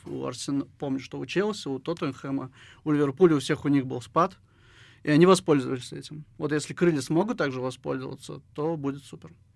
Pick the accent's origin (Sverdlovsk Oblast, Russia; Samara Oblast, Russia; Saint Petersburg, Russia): Samara Oblast, Russia; Syzran; now in Samara, Russia; в 2013 году переехал в Самару, я родом из Сызрани